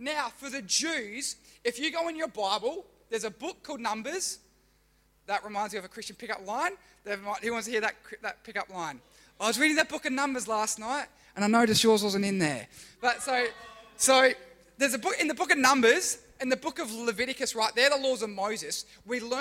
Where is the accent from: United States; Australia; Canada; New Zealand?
Australia; I'm Australian, but my ancestry or my heritage is Italian and German